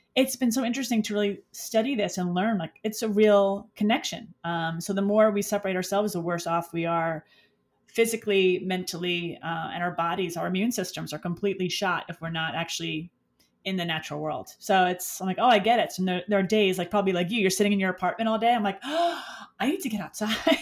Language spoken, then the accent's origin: English; New York City, New York, United States; moved away; also born or lived in Westchester / Florida; I'm from the Bronx. I grew up in the Bronx. I grew up in the city and spent time out in Westchester before I moved to Florida.